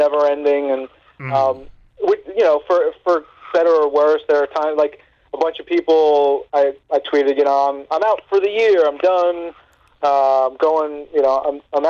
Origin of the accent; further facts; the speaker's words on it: New York, United States; I'm from New York